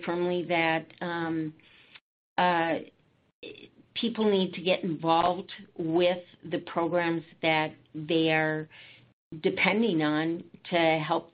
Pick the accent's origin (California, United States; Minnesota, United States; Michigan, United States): Minnesota, United States; Alexandria; I am from Alexandria, Minnesota